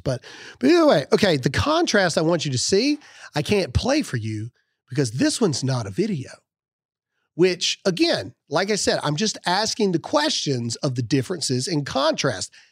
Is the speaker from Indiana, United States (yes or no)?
no; Mississippi, United States; I'm from Mississippi